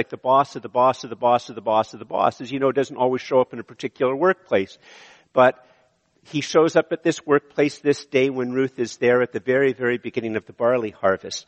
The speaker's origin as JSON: {"language": "English", "town": "Montreal", "region": "Quebec", "country": "Canada", "tie": "born or raised there", "also_born_or_lived": "Ottawa / Eganville", "moved": "yes", "said": "I grew up in Montreal"}